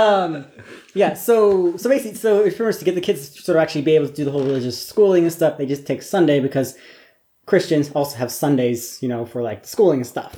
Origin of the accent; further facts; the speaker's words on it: the Northwest, Pacific Northwest, United States; moved away; I'm, I'm American. Um, I grew up uh, in the Northwest, basically in a really small college town surrounded by farming country